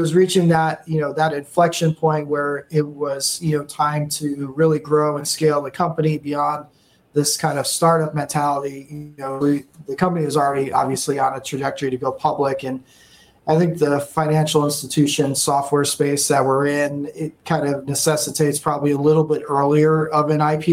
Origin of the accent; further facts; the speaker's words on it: Massachusetts, United States; moved away as an adult; now in Austin, United States; originally born and raised in Massachusetts, went to school there, high school, college